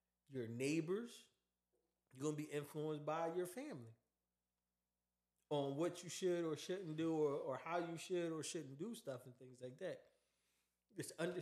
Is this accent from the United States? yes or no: yes; Philadelphia, Pennsylvania, United States; I'm from Philly